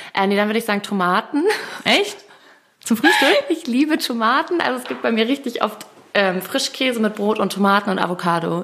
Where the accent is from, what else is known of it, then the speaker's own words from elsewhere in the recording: Hamburg, Germany; moved away as an adult; also born or lived in Munich; ich komme ja aus der Stadt und habe viele Kontakte